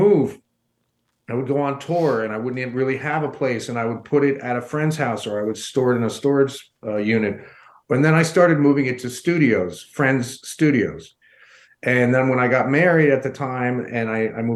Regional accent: New York, United States; moved away as an adult; also born or lived in Colorado Springs, Colorado; now in Denver, United States; I'm originally from New York

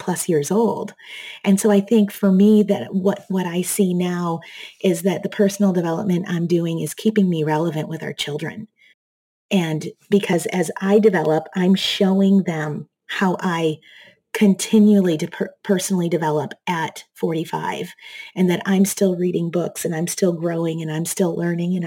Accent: Michigan, United States; moved away as an adult; also born or lived in Seattle; now in Texas, United States; I grew up in Michigan

